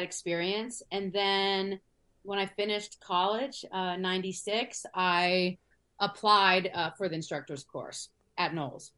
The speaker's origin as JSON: {"language": "English", "town": "Washington", "region": "District of Columbia", "country": "United States", "tie": "born or raised there", "said": "I grew up in DC."}